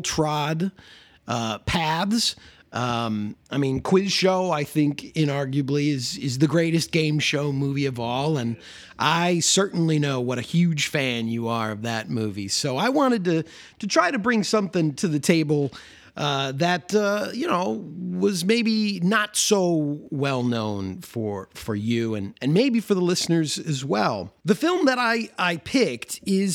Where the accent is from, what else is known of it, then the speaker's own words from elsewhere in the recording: Bensenville, Illinois, United States; my hometown, Bensonville. I grew up in the shadows and flight path of O'Hare Airport